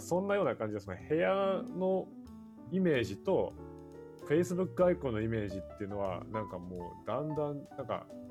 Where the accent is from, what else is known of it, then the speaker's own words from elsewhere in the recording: Saga, Japan; also born or lived in Boston, United States; now in New York, United States; 僕も高橋さんも佐賀県出身である